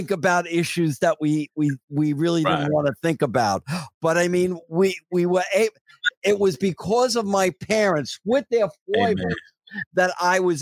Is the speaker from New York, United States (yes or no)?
yes; New York City, New York, United States; that was my life growing up in Ridgewood, Queens